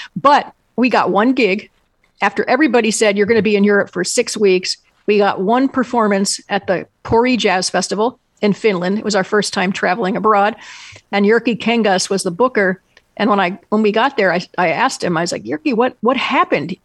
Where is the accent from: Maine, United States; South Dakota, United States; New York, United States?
New York, United States; Endicott; when I was a kid growing up in Endicott, New York, which is in the southern tier of New York